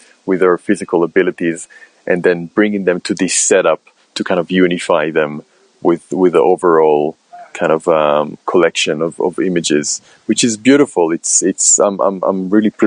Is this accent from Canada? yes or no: no; Israel; moved away as an adult; now in London, United Kingdom; I'm originally from Israel and I moved to London in 2008.